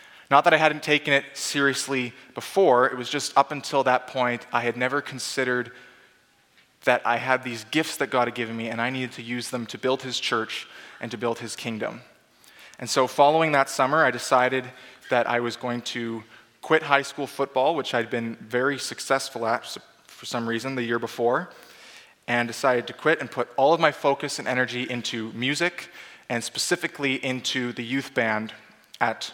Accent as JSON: {"language": "English", "town": "Abbotsford", "region": "British Columbia", "country": "Canada", "tie": "born or raised there", "moved": "as an adult", "said": "I was born and raised in Abbotsford, British Columbia, a very long way away from here."}